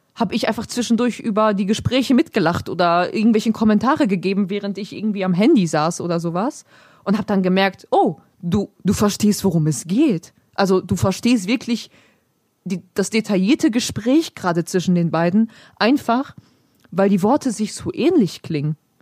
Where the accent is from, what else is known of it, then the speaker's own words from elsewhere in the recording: Germany; first language Polish; German is a second language; ich bin zwar in Deutschland geboren, meine Eltern kommen beide aus Polen